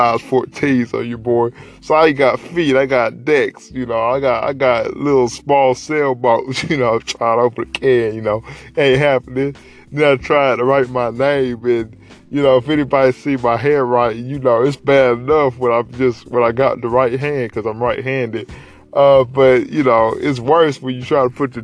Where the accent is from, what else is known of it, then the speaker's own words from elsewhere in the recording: Dalton, Georgia, United States; In high school, I'm from Dalton. Shout out to the Carville capital of the world.